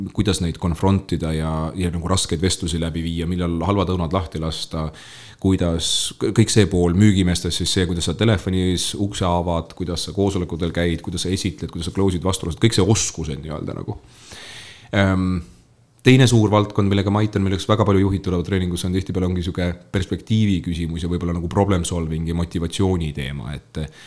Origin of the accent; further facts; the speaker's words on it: Lääne-Viru County, Estonia; moved away as an adult; also born or lived in Tartu; ma olen Lääne-Virust pärit maapoiss